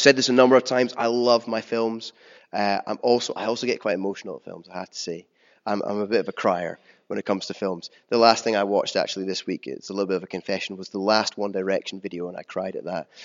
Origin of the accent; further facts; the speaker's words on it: United Kingdom; as a British people